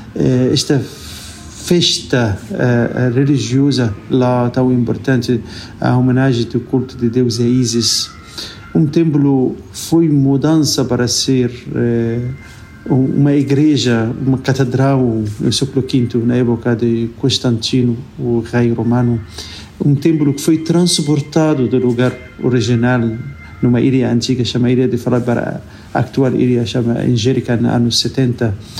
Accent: Cairo, Cairo Governorate, Egypt; Portuguese is a second language; moved away; also born or lived in Lisbon, Portugal; eu sou natural aqui de Cairo

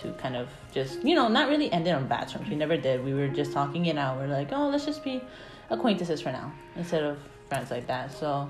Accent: Peru; I'm Peruvian. I don't know.

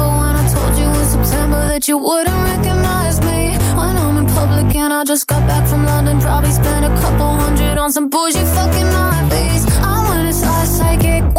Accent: Auckland, New Zealand; now in Christchurch, New Zealand; My hometown's Auckland, but it's where I live.

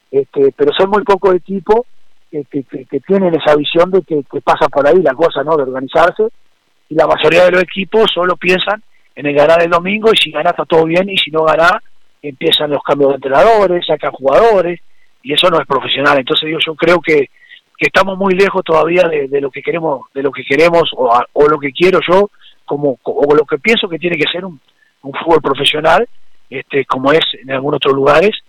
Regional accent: Uruguay; pero por el otro lado somos uruguayos, ¿viste? Y los uruguayos siempre, este, más allá de las desventajas, siempre tenemos un plus.

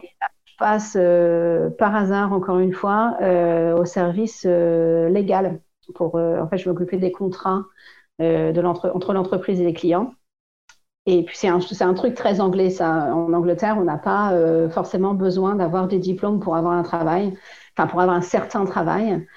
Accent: Compiègne, Hauts-de-France, France; moved away as an adult; also born or lived in Cambridge / Oxford; now in England, United Kingdom; je viens de Compiègne, dans l'Oise

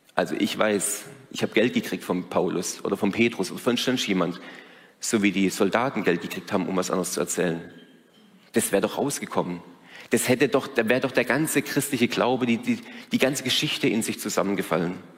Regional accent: Germany; als Deutsche

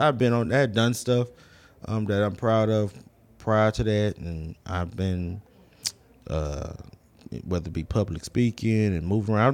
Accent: Houston, Texas, United States; Houston, um, south side of Houston, um, from Sunnyside to South Park

